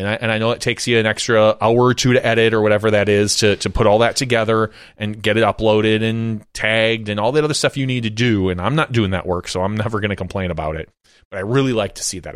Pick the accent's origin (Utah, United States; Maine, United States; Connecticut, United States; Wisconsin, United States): Wisconsin, United States; Appleton; I lived right off of Highway ten growing up in Appleton.